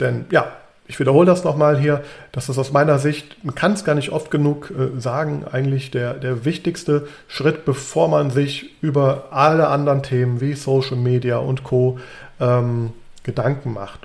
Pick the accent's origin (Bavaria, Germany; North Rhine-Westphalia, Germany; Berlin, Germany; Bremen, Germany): North Rhine-Westphalia, Germany; Düsseldorf; moved away as an adult; also born or lived in Trier / Frankfurt; now in Bonn, Germany; ich bin in Düsseldorf aufgewachsen